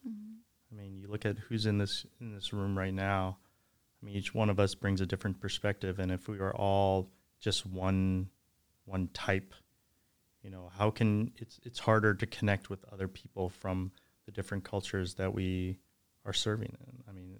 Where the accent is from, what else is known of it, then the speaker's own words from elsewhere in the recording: Ridgeland, Mississippi, United States; I'm from Ridgeland, Mississippi